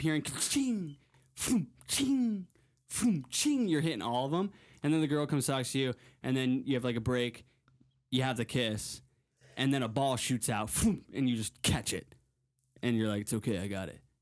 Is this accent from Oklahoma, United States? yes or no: no; Connecticut, United States; I grew up in Connecticut, but I moved to, or I, I would go to Block Island, Rhode Island every summer